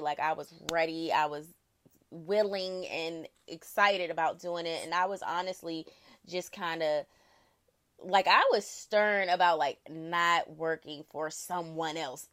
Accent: Prince George's County, Maryland, United States; I am from Prince George's County, Maryland, born and raised.

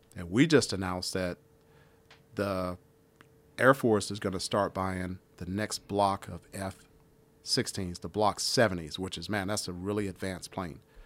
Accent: Washington, District of Columbia, United States; moved away; I grew up in Washington, D C

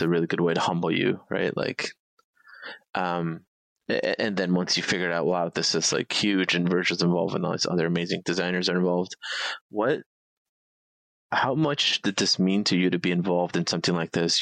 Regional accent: Chicago, Illinois, United States; I'm in the South Side. I was born and raised like in Pilsen and you know kind of back of the yards area

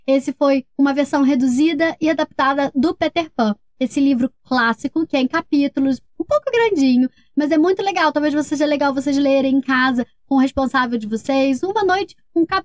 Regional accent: Nova Friburgo, Rio de Janeiro, Brazil; Eu tenho sete anos. Sou de Nova Friburgo, Rio de Janeiro.

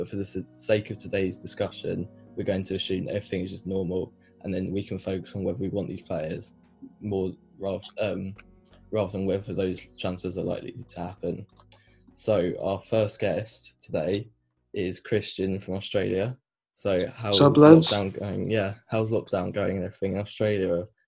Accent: England, United Kingdom; we're both English

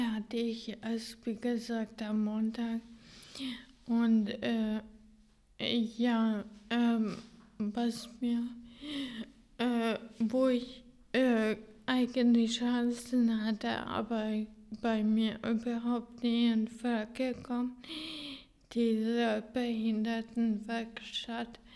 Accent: Hungary; German is a second language; now in Germany; dass ich mein Heimatland in, in äh, diesen äh, Schulen präsentiert habe

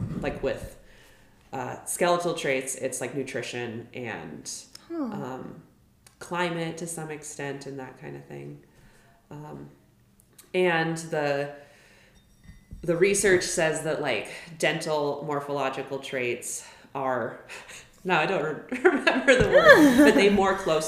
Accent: Billings, Montana, United States; I grew up in Billings

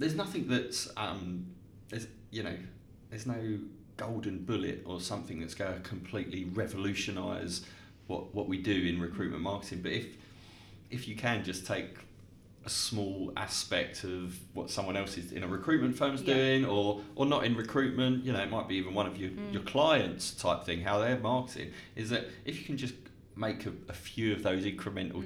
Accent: Dartford, South East England, United Kingdom; my hometown of Dartford

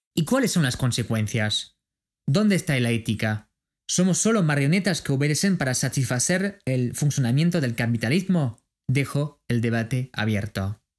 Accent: France; de Francia

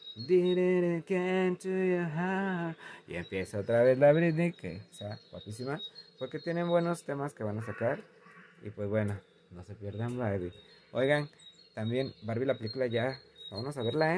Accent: Guadalajara, Jalisco, Mexico; also born or lived in Zapopan; yo nací en Zapopan, pero la ciudad donde crecí, estudié y todo Guadalajara

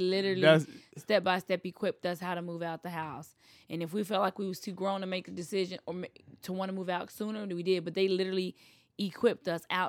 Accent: the South, United States; I grew up in the South. It's a lot easier.

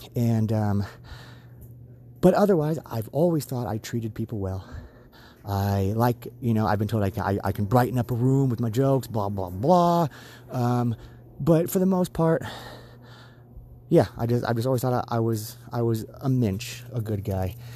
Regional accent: United States; what my country means to me. I consider myself a patriot. I love this country

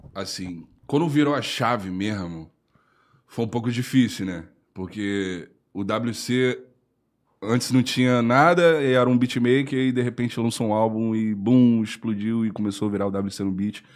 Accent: Espírito Santo, Brazil; eu moro no Espírito Santo, né? Eu sou capixaba

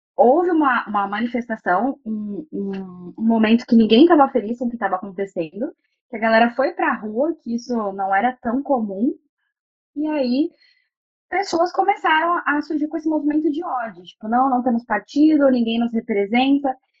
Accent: São Paulo, Brazil; eu sou paulista

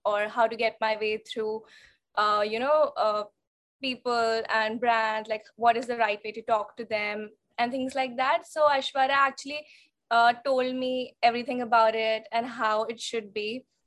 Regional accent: Raipur, Chhattisgarh, India; moved away as an adult; also born or lived in Mumbai; now in London, United Kingdom; I was born and brought up in Raipur, Chhattisgarh

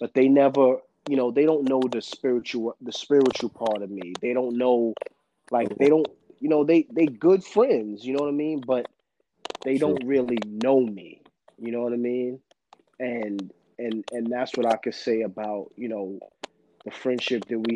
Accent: New York, United States; another kid from New York

